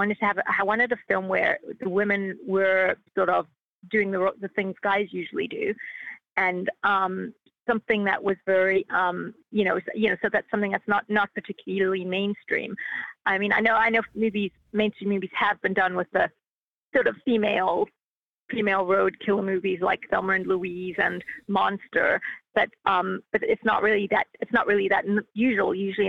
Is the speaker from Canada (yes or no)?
no; Australia; I'm from Australia.